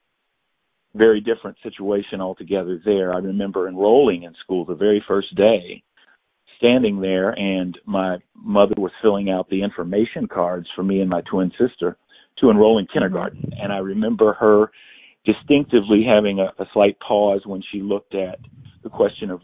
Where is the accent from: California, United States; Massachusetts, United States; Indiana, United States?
Indiana, United States; Indianapolis; I was born in Indianapolis, Indiana